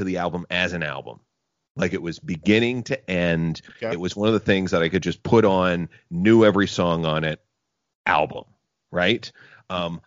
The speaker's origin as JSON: {"language": "English", "town": "Gananoque", "region": "Ontario", "country": "Canada", "tie": "born or raised there", "said": "growing up in Gananoque, Ontario, as I did"}